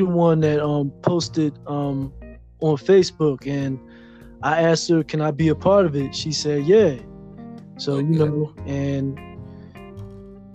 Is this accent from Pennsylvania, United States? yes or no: yes; Philadelphia, Pennsylvania, United States; moved away as an adult; now in Pittsburgh, United States; I was born and raised in North Philly